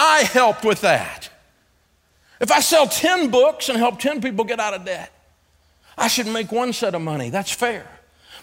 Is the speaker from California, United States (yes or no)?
no; Antioch, Tennessee, United States; I'm from Antioch, Tennessee